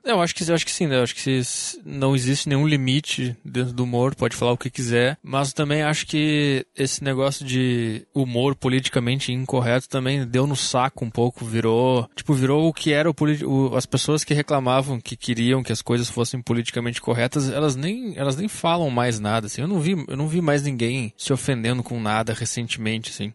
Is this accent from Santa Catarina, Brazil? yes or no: no; Gaúcho, Rio Grande do Sul, Brazil; accent: gaúcho; é o meu sotaque de gaúcho